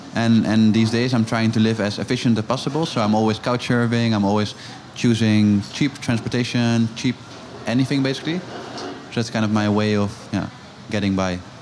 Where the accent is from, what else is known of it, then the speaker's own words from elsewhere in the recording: Amsterdam, North Holland, Netherlands; I'm originally from Amsterdam